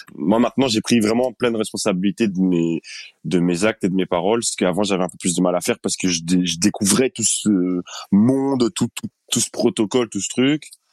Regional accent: Linkebeek, Flanders, Belgium; also born or lived in Brussels; on a grandi à Linkebeck avec tout ce qu'on ce dont on avait besoin

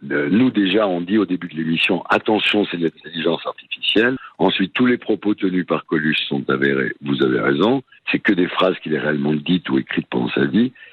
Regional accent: southern France, France; also born or lived in Avignon; Moi, j'adore le Midi. Moi, je suis du Midi. Ma famille est de Nice. Quand je suis dans le Midi, évidemment, je me retrouve chez moi. D'ailleurs, je reprends l'accent souvent quand je suis dans le Midi

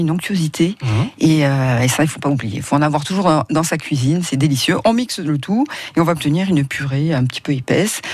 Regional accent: Provence-Alpes-Côte d'Azur, France; chez nous, en Provence

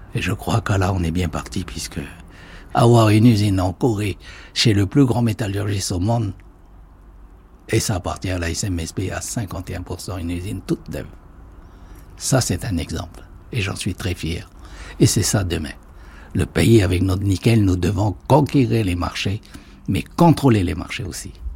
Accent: Kopéto massif, North Province, New Caledonia; je suis né sur le Cognombo

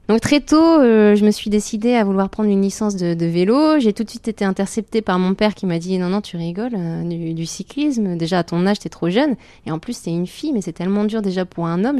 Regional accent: Ch'ti, Hauts-de-France, France; c'était dans le nord, donc moi je suis une ch'ti, il y avait toute ma famille

